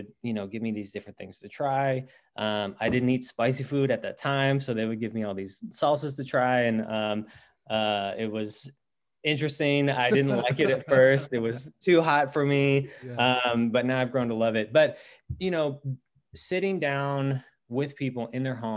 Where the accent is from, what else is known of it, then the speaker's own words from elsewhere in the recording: Mississippi, United States; So I grew up in Mississippi, in a really small town there